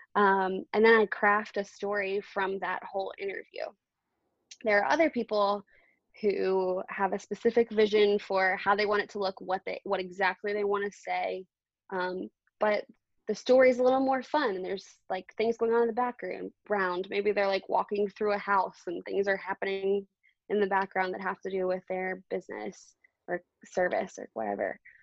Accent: Baltimore, Maryland, United States; I grew up in Baltimore too

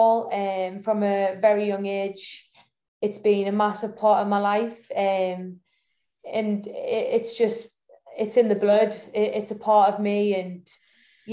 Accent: the Northeast, North East England, United Kingdom; I was born in the Northeast. You know, my mum was from Northern Ireland. My grandparents were from Northern Ireland, but I was born in the Northeast. And if anybody knows the Northeast, it lives and breathes football. So from a very young age, I had two older brothers

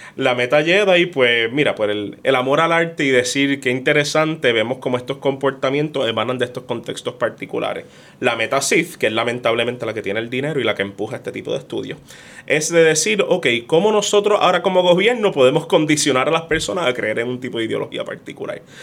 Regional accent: Puerto Rico; somos de Puerto Rico

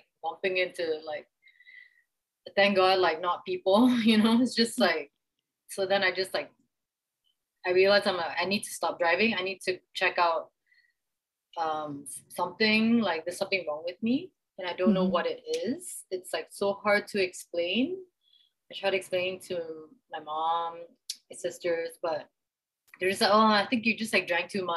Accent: Jakarta, Indonesia; now in Kuala Lumpur, Malaysia; I grew up in Jakarta, Indonesia

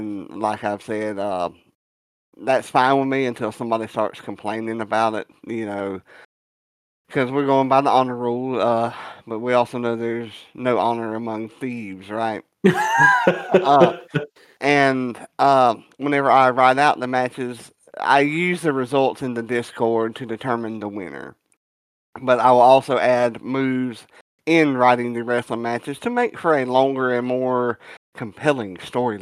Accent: the South, United States; I'm a Southerner

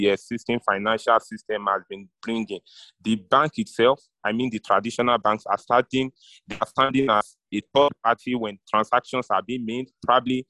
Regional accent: Nigeria; I'm a Nigerian

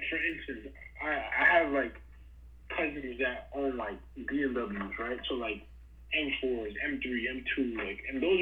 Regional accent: New York City, New York, United States; as a New Yorker, born and raised and lived there all my life

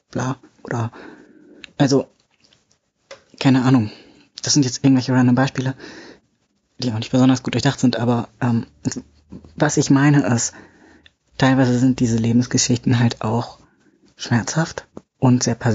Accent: Bavaria, Germany; eigentlich komme ich aus Bayern, aber ich bin hier hochgezogen

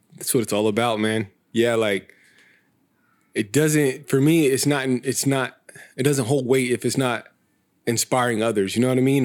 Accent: Visalia, California, United States; moved away as an adult; now in Sacramento, United States; I was born and raised in Visalia. Um, been in Sacramento for seven years now.

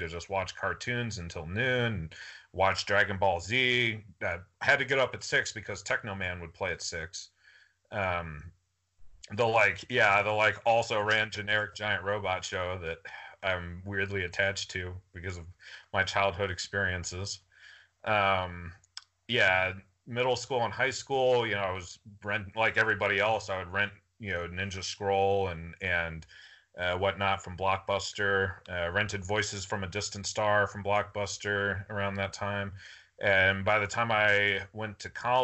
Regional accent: Atlanta, Georgia, United States; I was born in Atlanta, Georgia

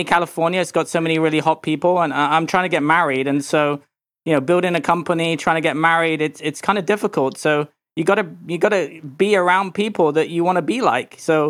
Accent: England, United Kingdom; now in United States; Well, I was brought up in England, and I really didn't like it there.

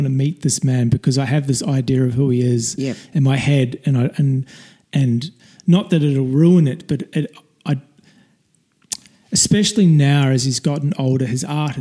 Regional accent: Woodbury, Canterbury, New Zealand; When I was in the small town that I grew up in New Zealand, it's called Woodbury

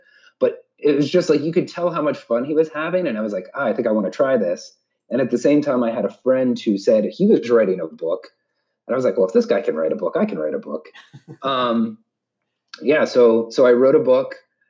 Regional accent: Montana, United States; born there; also born or lived in Georgia / Vieques, Puerto Rico; yeah, I was born in Montana, right on the Canadian border. And by the time I was 3 or 4, we had moved all across the state. We moved down to Georgia, and then we eventually went to Puerto Rico

